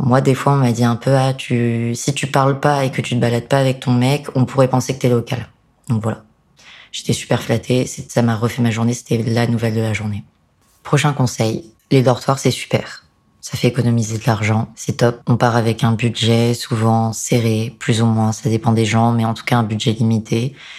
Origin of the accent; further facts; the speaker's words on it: France; en tant que français